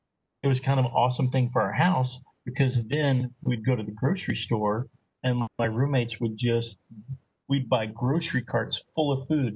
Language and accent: English; Arkansas, United States; moved away as an adult; I'm from Arkansas